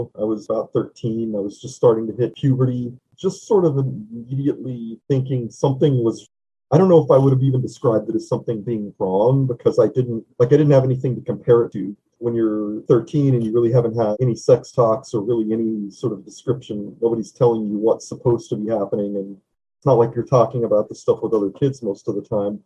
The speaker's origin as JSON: {"language": "English", "region": "East Texas", "country": "United States", "tie": "born or raised there", "also_born_or_lived": "Louisiana / Arkansas / Japan", "moved": "as an adult", "lives_now": "Oakland, United States", "said": "I grew up in the South, mostly Texas and Arkansas, and I live in Oakland now."}